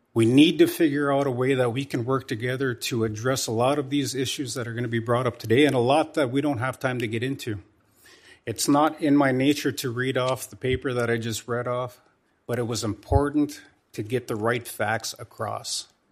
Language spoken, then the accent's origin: English; North Dakota, United States; my home state of North Dakota